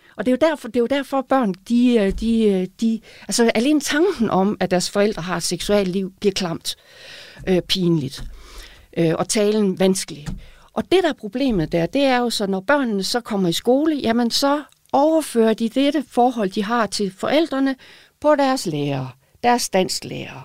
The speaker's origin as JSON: {"language": "Danish", "town": "Aalborg", "region": "North Denmark Region", "country": "Denmark", "tie": "born or raised there", "accent": "Aalborgensisk", "said": "På Aalborgensis, hvor jeg kommer fra"}